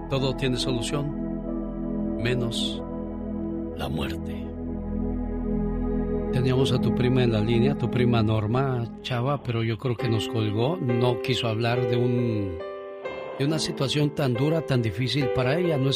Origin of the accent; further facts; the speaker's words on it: Cuernavaca, Morelos, Mexico; moved away; Un día salí de Cuernavaca, pero Cuernavaca nunca salió de mí.